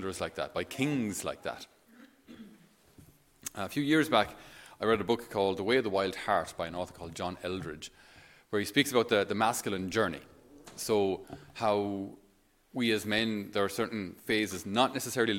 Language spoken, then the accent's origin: English; Ireland; for us as Irish